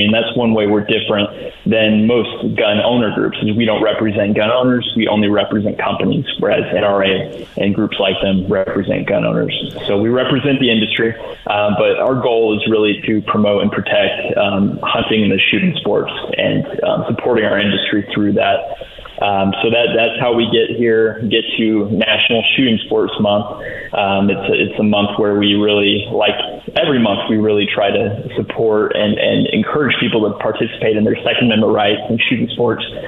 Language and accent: English; Indiana, United States; moved away as an adult; It's great to be back in the Hoosier state